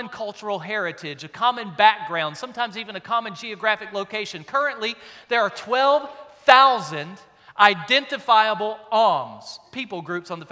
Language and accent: English; South Louisiana, United States; I'm from South Louisiana, God's country